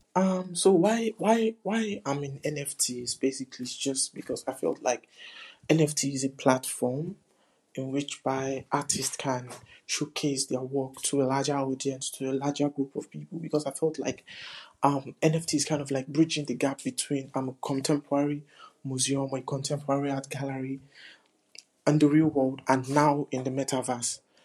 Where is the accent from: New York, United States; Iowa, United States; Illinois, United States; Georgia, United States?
New York, United States; New York City; I'm an artist from the Bronx.